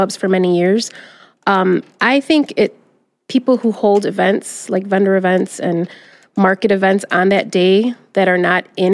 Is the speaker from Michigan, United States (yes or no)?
yes; Detroit, Michigan, United States; Growing up in Southwest Detroit, we had a very big small business community